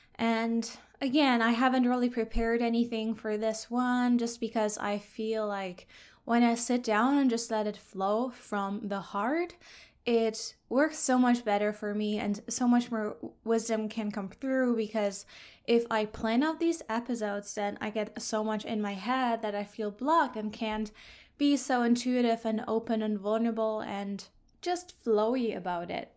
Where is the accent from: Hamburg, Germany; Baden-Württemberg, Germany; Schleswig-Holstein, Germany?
Hamburg, Germany; moved away as an adult; now in Vancouver Island, Canada; I'm originally from Germany, Hamburg, that's northern Germany.